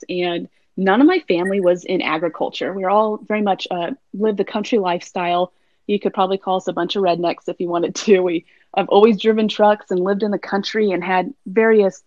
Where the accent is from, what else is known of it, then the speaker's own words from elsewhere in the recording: Minden, Nevada, United States; moved away as an adult; also born or lived in Norman, Oklahoma; now in Montana, United States; I grew up in Nevada and Oklahoma